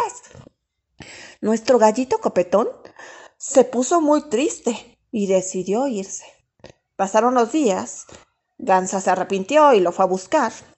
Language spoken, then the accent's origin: Spanish; Mexico City, Mexico; Nací en la Ciudad de México